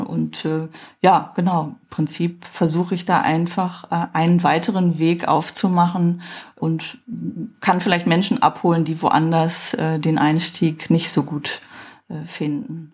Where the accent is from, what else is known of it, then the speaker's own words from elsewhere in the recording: Düsseldorf, North Rhine-Westphalia, Germany; Ich bin ja Düsseldorferin